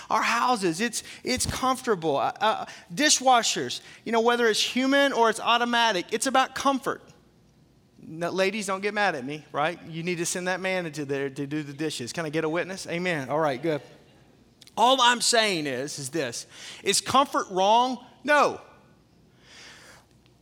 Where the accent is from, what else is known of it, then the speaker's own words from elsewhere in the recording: the South, United States; where I grew up in the South, everything was made with meat grease